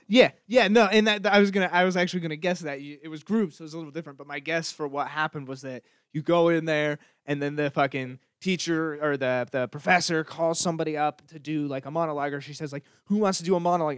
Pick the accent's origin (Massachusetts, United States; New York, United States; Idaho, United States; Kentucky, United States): Idaho, United States; moved away; also born or lived in Seattle; I was from Idaho